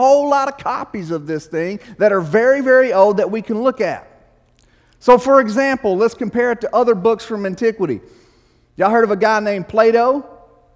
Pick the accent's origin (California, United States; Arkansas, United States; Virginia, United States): Arkansas, United States; also born or lived in Illinois; Growing up in Arkansas